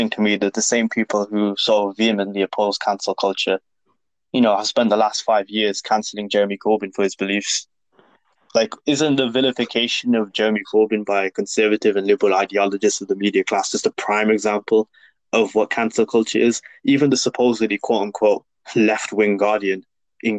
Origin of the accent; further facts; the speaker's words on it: Birmingham, West Midlands, United Kingdom; accent: Brummie; my Brummie accent